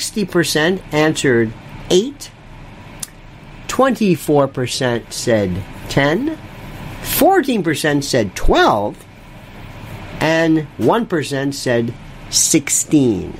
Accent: Florida, United States; I'm from Florida, a second generation cracker. By the way, cracker is a very special term. That means a native.

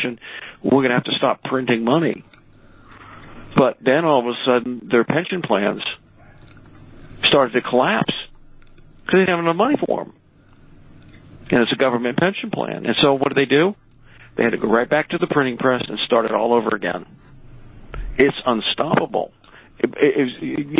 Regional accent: United States; I'm an American through and through

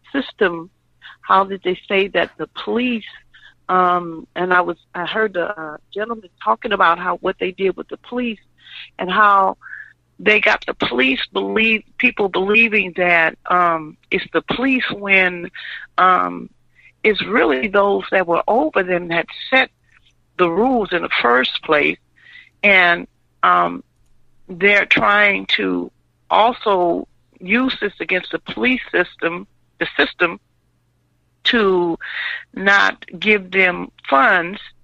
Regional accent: Louisiana, United States; now in Illinois, United States; I'm from Louisiana

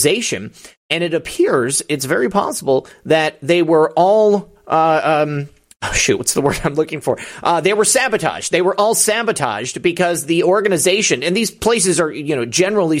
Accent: Michigan, United States; my home state

